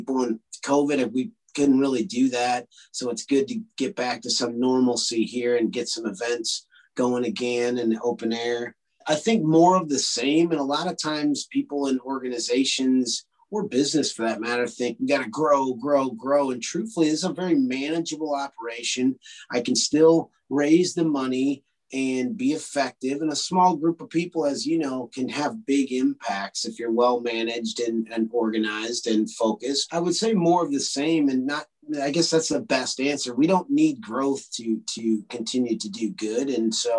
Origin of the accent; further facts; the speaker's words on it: Illinois, United States; Interstate 80 where it crosses the Mississippi River. It's a very strategic spot. And it's a quarter mile from where I grew up